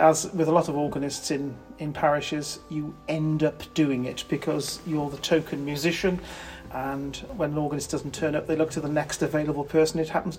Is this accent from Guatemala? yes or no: no; Abergavenny, Wales, United Kingdom; moved away as an adult; also born or lived in north of England; now in Hereford, United Kingdom; I was brought up in Abergavenny, and after university and a couple of jobs working with churches in the north of England, I ultimately relocated to Hereford